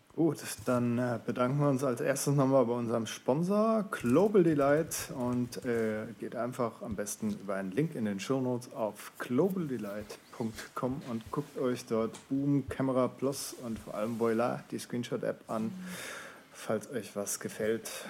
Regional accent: Swabia, Baden-Württemberg, Germany; moved away; Bin ja gebürtiger Schwabe

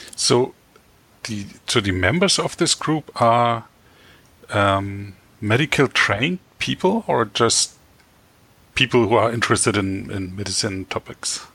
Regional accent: Berlin, Germany; I'm from Berlin, Germany

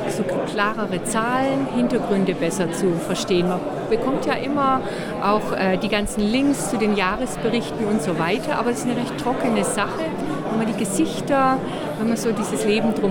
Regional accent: Augsburg, Bavaria, Germany; Ich komme aus Augsburg.

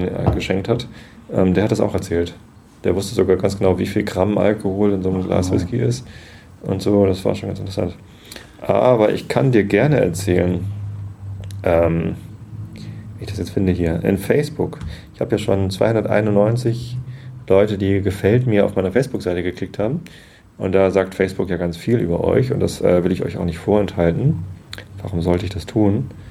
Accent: Wistedt, Lower Saxony, Germany; Ich bin aufgewachsen in Wistedt, Samtgemeinde Tosted.

